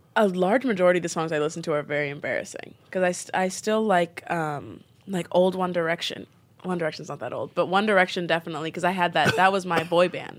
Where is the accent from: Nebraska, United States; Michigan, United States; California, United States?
Nebraska, United States; also born or lived in Bronx, New York / Brooklyn, New York; now in New York, United States; I'm from Nebraska, so I'm, like, a, a black girl from Nebraska who was raised Muslim, and my family is East African